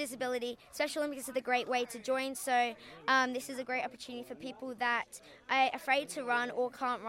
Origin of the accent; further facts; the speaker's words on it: Perth, Western Australia, Australia; I'm from Perth.